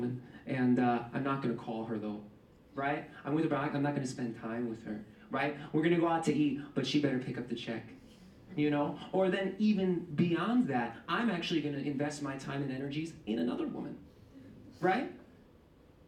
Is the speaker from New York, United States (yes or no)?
yes; New York City, New York, United States; I'm born and raised in East Harlem. My family came from Puerto Rico in the 50s and 60s